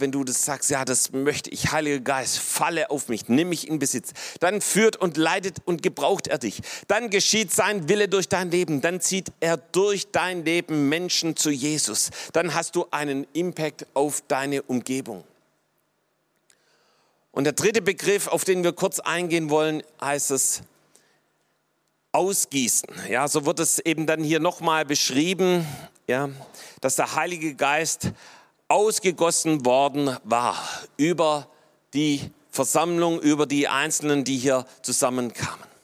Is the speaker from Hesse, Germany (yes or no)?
no; Baden-Württemberg, Germany; so als Schwabe hält man das fast nicht aus, wenn, wenn das dann überfließt